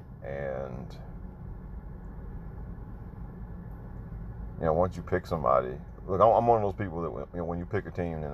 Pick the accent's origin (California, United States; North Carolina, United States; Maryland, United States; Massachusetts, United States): Maryland, United States; also born or lived in New York; born in New York. Lived a few years in New York before we moved down to Maryland.